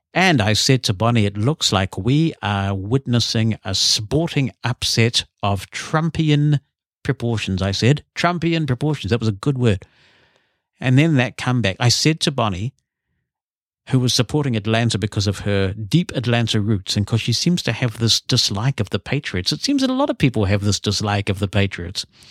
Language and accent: English; New Zealand; we've grown up with a lot of rugby in New Zealand